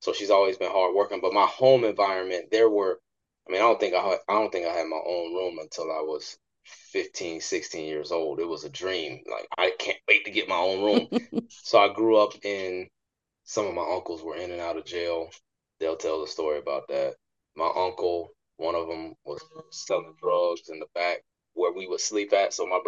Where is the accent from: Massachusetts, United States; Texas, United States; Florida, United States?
Florida, United States; West Park; also born or lived in Hollywood, Florida; I grew up in Hollywood, Florida. I was actually born in Hollywood. And I actually grew up in a small town called West Park, Florida, also known as Carver Ranches.